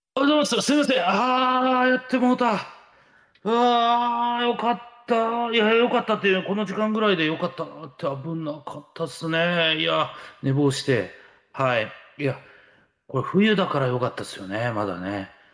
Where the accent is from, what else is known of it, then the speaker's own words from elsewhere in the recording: Hiroshima, Japan; now in Tokyo, Japan; 広島、東京